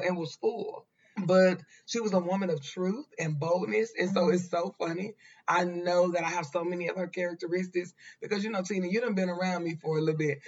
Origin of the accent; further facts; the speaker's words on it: Dallas, Texas, United States; We are originally from West Dallas.